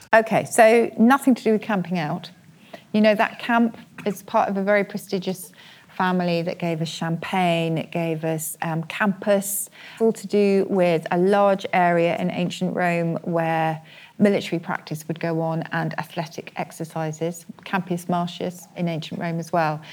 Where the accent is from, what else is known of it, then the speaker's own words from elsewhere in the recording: Oxford, South East England, United Kingdom; That's my hometown.